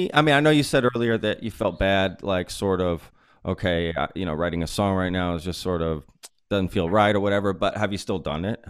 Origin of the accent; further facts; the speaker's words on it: Dallas, Texas, United States; moved away; also born or lived in Philadelphia; I grew up in Dallas